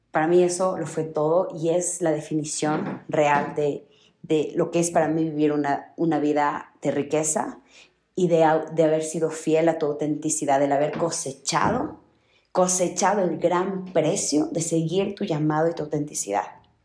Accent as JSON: {"language": "Spanish", "town": "Riobamba", "region": "Chimborazo", "country": "Ecuador", "tie": "born or raised there", "said": "yo nací en Ruebamba, una ciudad muy chiquita en Ecuador"}